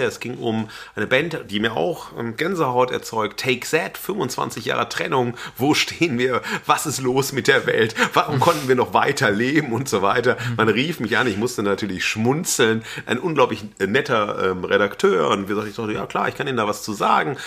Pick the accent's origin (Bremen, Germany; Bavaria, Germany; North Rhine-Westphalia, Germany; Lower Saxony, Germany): North Rhine-Westphalia, Germany; Xanten; moved away; also born or lived in Wesel; ich habe ja auch längere Zeit als Jugendlicher auf dem Land gelebt, Xanten